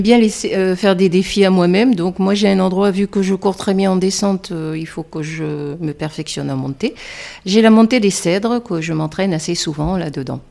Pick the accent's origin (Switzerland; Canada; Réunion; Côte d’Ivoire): Réunion; moved away as an adult; now in Mont Ventoux area, France; je viens de La Réunion